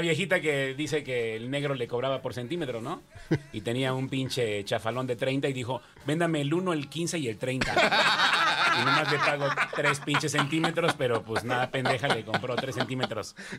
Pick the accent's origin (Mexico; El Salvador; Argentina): Mexico; Mexico City; moved away as an adult; also born or lived in Nayarit; la Ciudad de México sigue siendo mi tierra natal, siempre mi adorado terruño